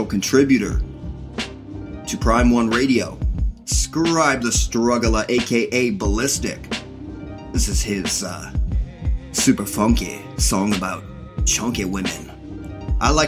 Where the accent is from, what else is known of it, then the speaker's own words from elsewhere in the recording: Canada; I'm Canadian too